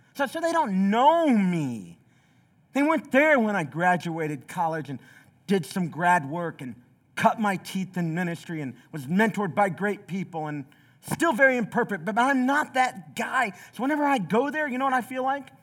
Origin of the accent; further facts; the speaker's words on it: Southeast Tennessee, United States; also born or lived in Chicago, Illinois; I was born in Chicago, but from the time I was eleven on, I lived in a small Southeast Tennessee city